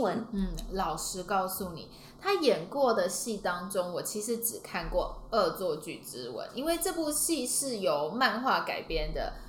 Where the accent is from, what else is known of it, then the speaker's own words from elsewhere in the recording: Taiwan; 我们台湾人